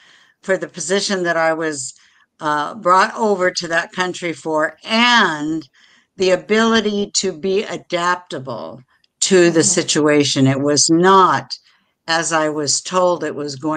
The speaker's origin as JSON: {"language": "English", "region": "Washington", "country": "United States", "tie": "born or raised there", "also_born_or_lived": "Seychelles", "moved": "yes", "lives_now": "Florida, United States", "said": "I was raised in Washington State"}